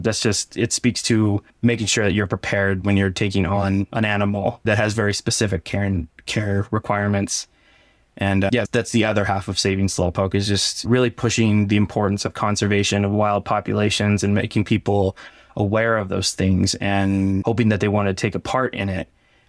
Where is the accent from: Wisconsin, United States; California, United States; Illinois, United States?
California, United States; Barstow; Growing up in Barstow, you hear how much sucks in the desert, how much Barstow sucks.